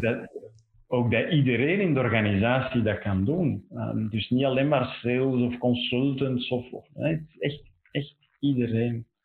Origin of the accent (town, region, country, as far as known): Belgium